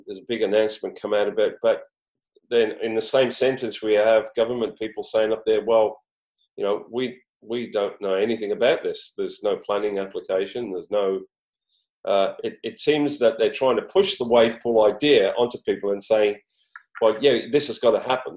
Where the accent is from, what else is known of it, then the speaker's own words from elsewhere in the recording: Queensland, Australia; In Queensland, where I'm from